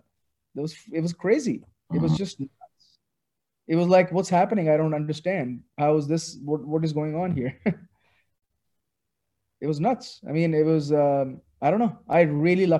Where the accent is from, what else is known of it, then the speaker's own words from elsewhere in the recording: Lahore, Punjab, Pakistan; English is a second language; I grew up in Pakistan. So when I grew up here, I rarely read in English at all